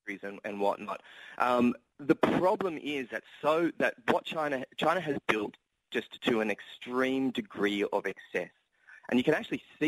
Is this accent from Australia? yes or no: yes; Australia; accent: Australian; I'm Australian, for example, if you can tell by my accent